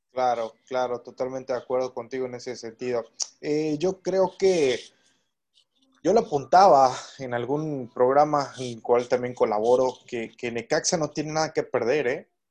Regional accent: Tamaulipas, Mexico; yo soy tamaulipeco

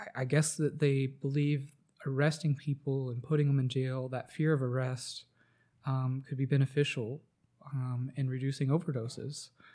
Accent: Atlanta, Georgia, United States; I grew up around Atlanta

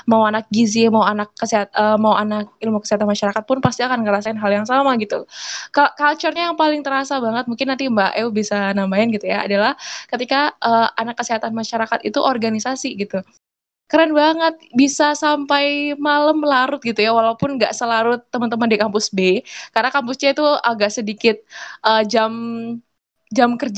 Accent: Papua, Indonesia; jadi ceritanya gini aku dulu dari Papua ya

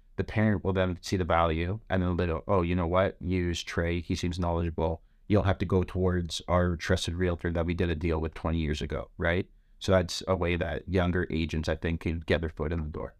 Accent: Toronto, Ontario, Canada; I'm a kid from Scarborough

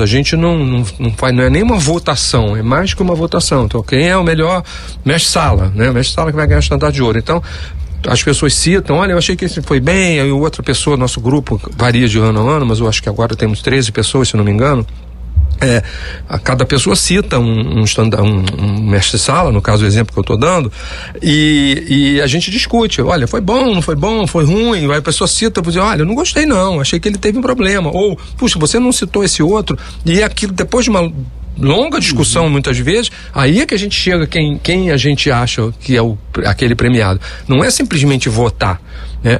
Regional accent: Rio de Janeiro, Brazil; brincar assim com a minha família nas ruas da Tijuca, que eu fui criado lá, no Andaraí

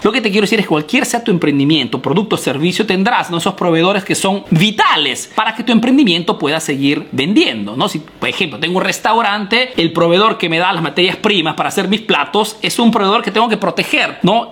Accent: Peru; now in Italy

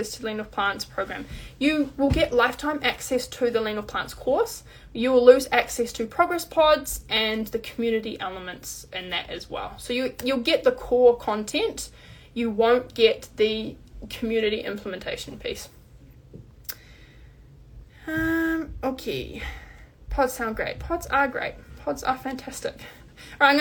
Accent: New Zealand; I'm New Zealander

